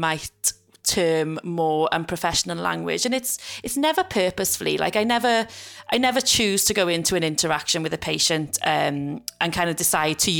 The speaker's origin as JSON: {"language": "English", "region": "South Wales Valleys", "country": "United Kingdom", "tie": "born or raised there", "moved": "as an adult", "lives_now": "Liverpool, United Kingdom", "said": "I was brought up in the South Wales Valleys. I then moved to Liverpool 10 years ago to start work."}